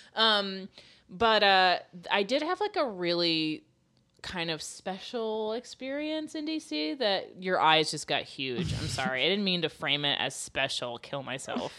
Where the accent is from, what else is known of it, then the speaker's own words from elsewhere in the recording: Florida, United States; we're from Florida